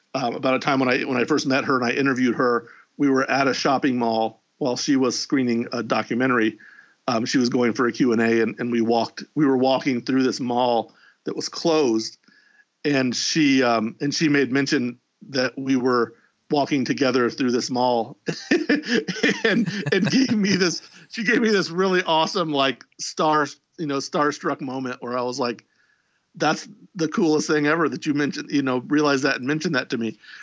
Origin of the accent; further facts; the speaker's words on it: Indianapolis, Indiana, United States; my hometown of Indianapolis